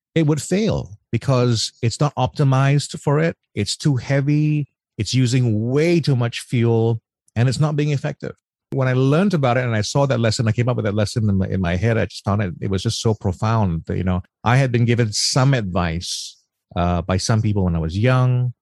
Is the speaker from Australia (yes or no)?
yes; Australia; moved away; I come from Australia